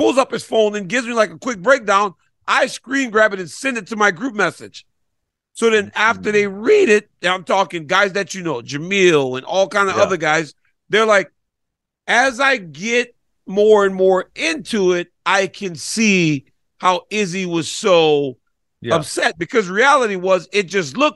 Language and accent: English; United States; I'm African American. Right? Like, I'm an American guy, born and raised